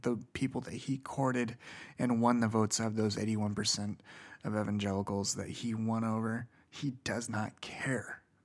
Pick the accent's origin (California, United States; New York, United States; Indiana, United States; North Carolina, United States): Indiana, United States; Indiana, my home state